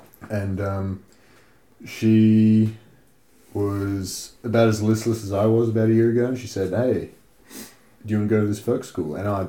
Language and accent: English; Australia; moved away as an adult; also born or lived in Norway